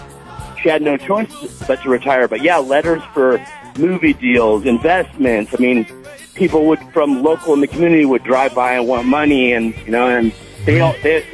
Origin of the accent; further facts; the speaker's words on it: Davis, California, United States; now in Morro Bay, United States; my hometown of Davis, California